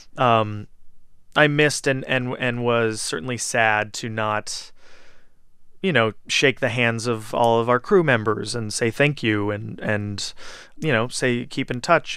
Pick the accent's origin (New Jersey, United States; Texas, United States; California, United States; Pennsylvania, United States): California, United States; Southern; moved away as an adult; now in New York, United States; I was raised in Southern California